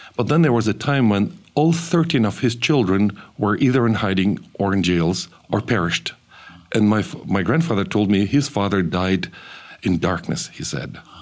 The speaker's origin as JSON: {"language": "English", "region": "central Kazakhstan", "country": "Kazakhstan", "tie": "born or raised there", "moved": "yes", "said": "I was born in the Soviet Union, a radical um, anti Christian society, and it was a rather difficult time to even be around because my parents grew their family in a place of deportation in central Kazakhstan"}